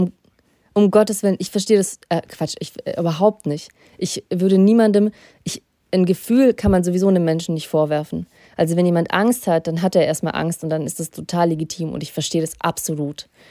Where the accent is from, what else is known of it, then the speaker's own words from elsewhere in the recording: Russia; ich bin in Russland geboren und ich kenne die russische Mentalität